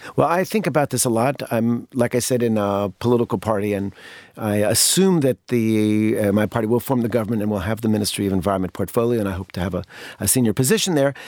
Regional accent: United States; as a kid growing up in the United States

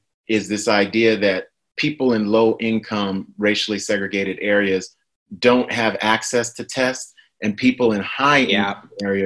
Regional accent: New York, United States; moved away; New York is my hometown

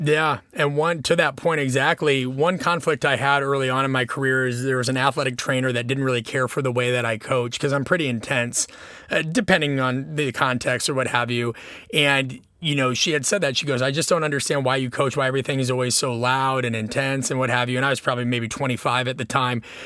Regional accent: Nebraska, United States; moved away; also born or lived in Illinois; growing up in Nebraska

